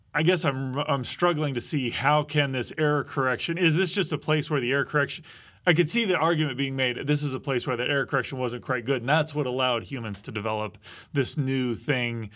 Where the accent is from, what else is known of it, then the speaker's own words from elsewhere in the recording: Midwest, United States; I grew up in the Midwest